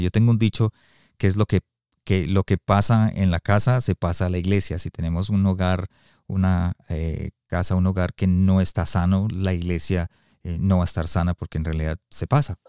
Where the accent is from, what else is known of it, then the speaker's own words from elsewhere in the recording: Colombia; now in Calgary, Canada; yo soy colombiano